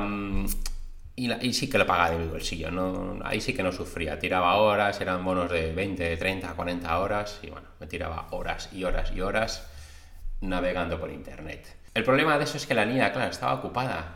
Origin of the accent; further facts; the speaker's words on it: Madrid, Community of Madrid, Spain; moved away as an adult; now in Cantabria, Spain; nací en Madrid, mis padres son de Cantabria, mi madre, y de Palencia, mi padre, y bueno, pues vivía allí hasta los 25 años que me vine aquí a vivir a Cantabria